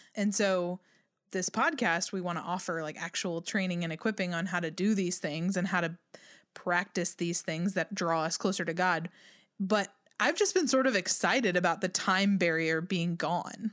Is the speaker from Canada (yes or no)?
no; United States